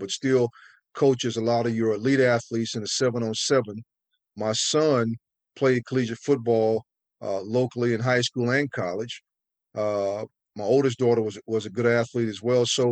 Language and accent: English; North Carolina, United States; growing up in North Carolina, I mean, they call it tobacco road for a reason